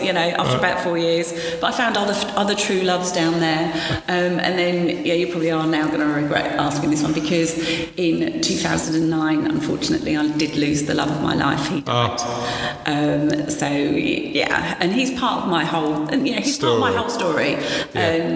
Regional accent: Romford, London, United Kingdom; accent: Essex; also born or lived in Newcastle; I was born in Newcastle. {S0} Okay. {S3} You can't tell from the accent. But then mum and dad moved down to Romford when I was 18 months old. {S0} Okay. {S3} Hence the Essex accent.

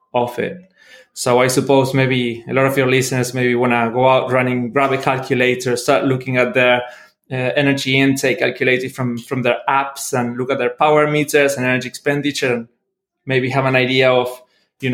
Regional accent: Argentina; moved away as an adult; also born or lived in Melbourne, Australia / Norway; now in Liverpool, United Kingdom; I'm originally from Argentina, trained as a biologist

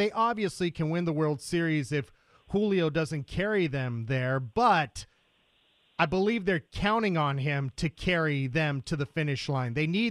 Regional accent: Woodland Hills, California, United States; I grew up in Woodland Hills, went to grade school in Canoga Park

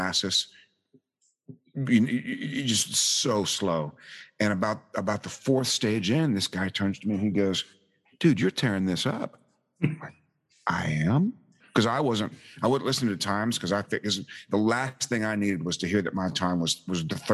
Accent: the South, United States; Us rude Americans

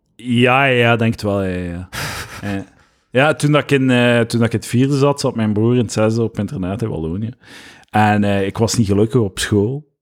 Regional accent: Deurle, Flanders, Belgium; Van Gent, Ah, nee, van Deurle

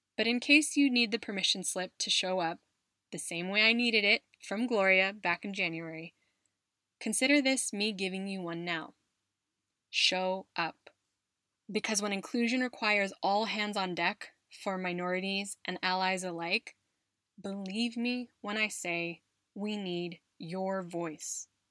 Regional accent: United States; moved away as an adult; now in Spain; from my home country of the US, from my adopted country of Spain

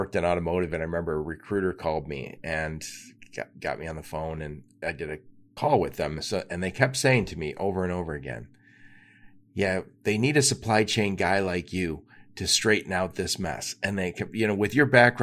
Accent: Michigan, United States; I'm from Michigan

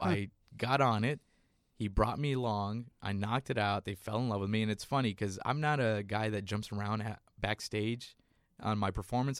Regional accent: San Antonio, Texas, United States; born or raised there; moved away

